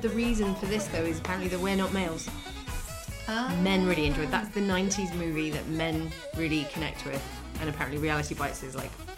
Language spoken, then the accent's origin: English; United Kingdom; we're British